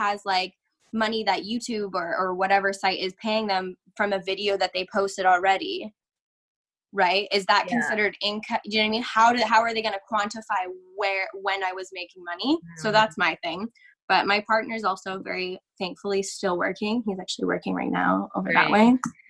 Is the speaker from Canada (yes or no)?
yes; Canada; I'm very lucky to live where I live, even as a Canadian, because even our laws are different province to province